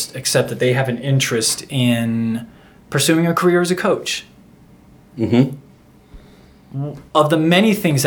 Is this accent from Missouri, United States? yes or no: no; Florida, United States; I'm from Florida